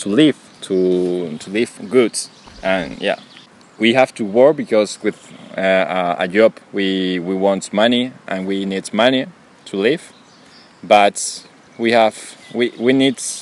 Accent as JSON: {"language": "English", "town": "San Clemente", "region": "Castilla-La Mancha", "country": "Spain", "also_born_or_lived": "Alicante / Paris / Erfurt", "first_language": "Spanish", "second_language": "English", "moved": "as an adult", "lives_now": "Germany", "said": "I'm from Spain. I'm from a city and a village"}